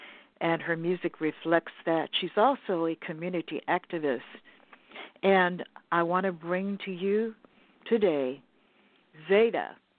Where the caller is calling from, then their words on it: Los Angeles, California, United States; I'm calling from Los Angeles, California, the Beverly Hills area.